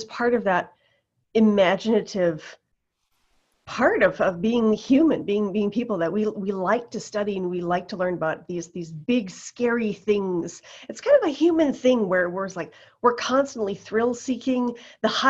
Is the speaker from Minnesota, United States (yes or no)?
yes; Moorhead, Minnesota, United States; also born or lived in North Dakota; I grew up in Moorhead, Minnesota